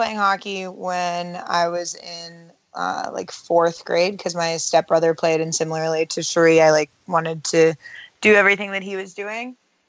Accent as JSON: {"language": "English", "area": "Bay Area", "region": "California", "country": "United States", "tie": "born or raised there", "also_born_or_lived": "Ithaca, New York", "moved": "as an adult", "lives_now": "New York City, United States", "said": "growing up in the Bay Area."}